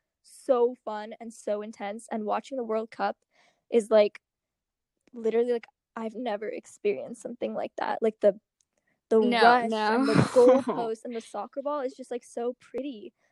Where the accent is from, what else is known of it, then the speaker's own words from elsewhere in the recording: United States; I'm American, Indian American